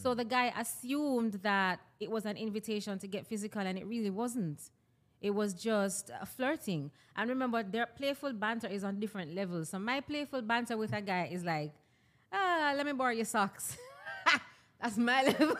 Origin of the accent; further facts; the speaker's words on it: Jamaica; I'm a Jamaican personality because that's my ethnicity, that's my nationality